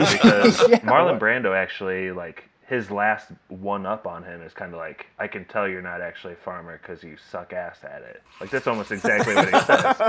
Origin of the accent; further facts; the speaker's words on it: United States; as an American growing up